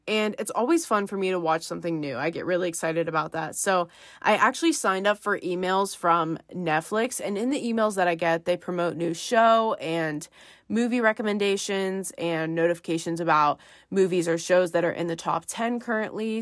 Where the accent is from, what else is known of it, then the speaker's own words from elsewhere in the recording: Pennsylvania, United States; I'm from Pennsylvania